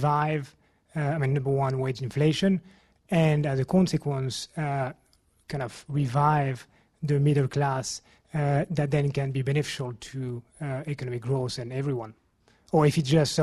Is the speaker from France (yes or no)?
yes; France; now in London, United Kingdom; I'm from France. I live here in London